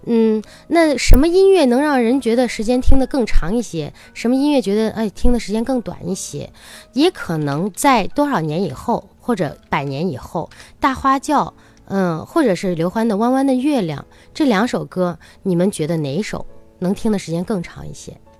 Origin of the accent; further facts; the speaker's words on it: China; 我们中国人